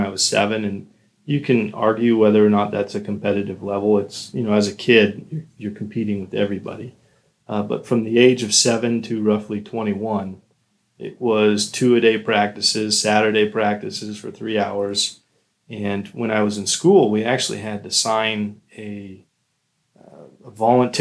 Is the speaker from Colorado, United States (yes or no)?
yes; Colorado Springs, Colorado, United States; moved away as an adult; also born or lived in Ohio; now in Florida, United States; I'm originally from Colorado, Colorado Springs to be exact